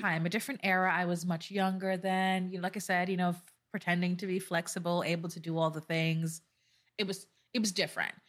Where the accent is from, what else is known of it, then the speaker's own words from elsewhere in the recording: Jamaica; I'm Jamaican